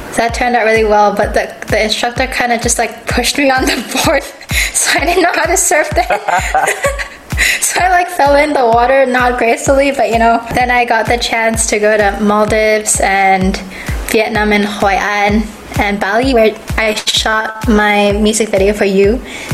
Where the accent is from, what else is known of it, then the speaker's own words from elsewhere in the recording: Kuala Lumpur, Malaysia; I am from Kuala Lumpur, Malaysia